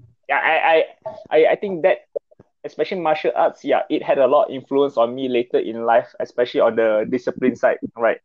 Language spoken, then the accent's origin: English; Kenyir, Terengganu, Malaysia; And then Kenye just happened to be my hometown. I'm from Terengganu.